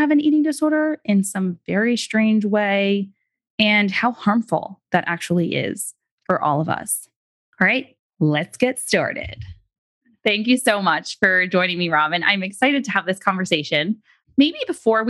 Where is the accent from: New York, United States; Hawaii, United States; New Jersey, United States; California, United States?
New York, United States; New York City; I'm from New York City